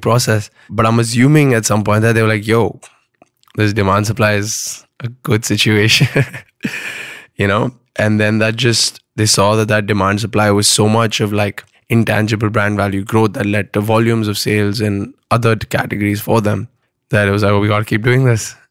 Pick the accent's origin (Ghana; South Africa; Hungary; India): India; Pune, Maharashtra; also born or lived in Bombay; I was born and brought up in Pune